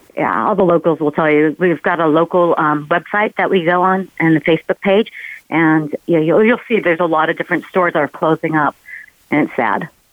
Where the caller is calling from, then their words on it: Laguna Beach, California, United States; I'm calling in from Laguna Beach, California